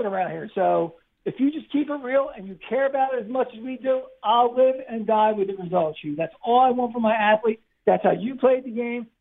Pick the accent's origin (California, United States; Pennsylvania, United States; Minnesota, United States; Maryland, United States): Pennsylvania, United States; Philadelphia; also born or lived in Delaware County, Pennsylvania; being a Philadelphian